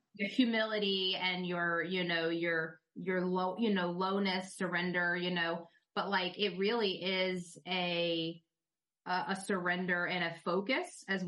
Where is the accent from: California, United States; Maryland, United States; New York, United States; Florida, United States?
Florida, United States; Tampa; grew up pretty much in Central Florida, um, or Tampa Bay, really, but I live now in Central Florida